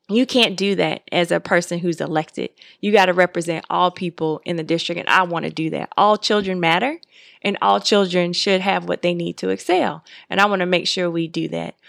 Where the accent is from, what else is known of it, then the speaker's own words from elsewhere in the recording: Miami, Florida, United States; now in Atlanta, United States; I grew up in Miami, Florida, and I didn't grow up in Georgia.